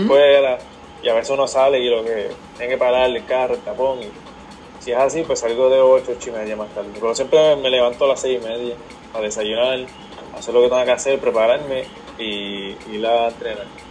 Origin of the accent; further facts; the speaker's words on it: Aguadilla, Puerto Rico; yo soy de Guadilla, del pueblo Guadilla. Siempre, bueno, siempre me crié aquí.